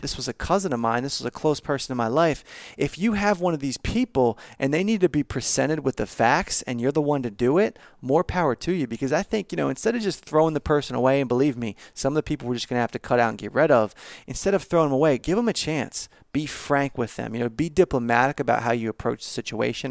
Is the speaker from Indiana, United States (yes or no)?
no; Baltimore, Maryland, United States; I'm from Baltimore